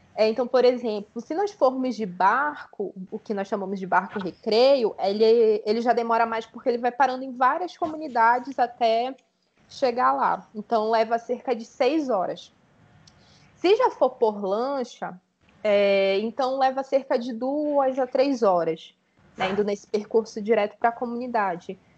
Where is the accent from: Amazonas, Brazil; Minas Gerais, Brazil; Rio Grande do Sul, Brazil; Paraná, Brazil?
Amazonas, Brazil; Manaus; moved away as an adult; now in São Paulo, Brazil; eu sou manauara, né? Sou nascida e criada no Amazonas. Eu vim para São Paulo, né, para fazer o mestrado